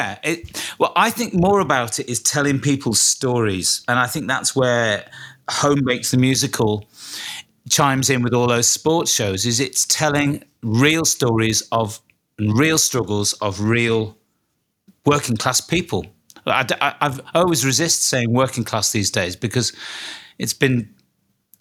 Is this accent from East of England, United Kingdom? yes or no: no; Liverpool, North West England, United Kingdom; my hometown of Liverpool.